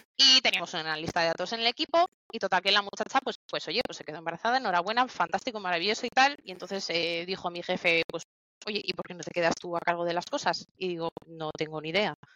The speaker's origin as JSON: {"language": "Spanish", "town": "Barakaldo", "region": "Basque Country", "country": "Spain", "said": "yo soy de Barracaldo y estoy en la nave de aquí Bilbao"}